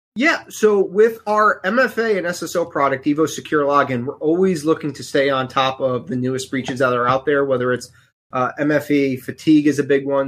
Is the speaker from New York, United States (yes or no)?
yes; New York City, New York, United States; now in Connecticut, United States; I was born in the Bronx, and I live in Connecticut